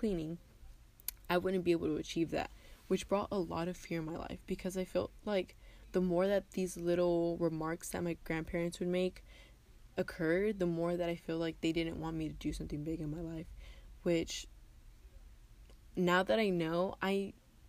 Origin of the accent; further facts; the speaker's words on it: West Texas, United States; also born or lived in Tijuana, Mexico / Rosarito, Mexico; I was born in Tijuana, Mexico, but I lived in Rosarito, Mexico until I was 4 years old, and then my family and I moved to the United States here in West Texas, and I've lived here ever since.